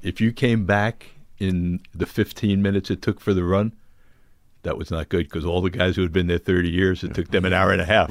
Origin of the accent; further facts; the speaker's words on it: Oceanside, New York, United States; moved away; I was from Oceanside, Long Island